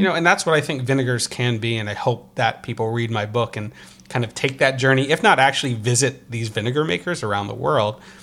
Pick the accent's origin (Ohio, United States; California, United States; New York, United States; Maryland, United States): New York, United States; Croton-on-Hudson; also born or lived in Brooklyn, New York; my hometown in Westchester, New York, Uh, Croton Hudson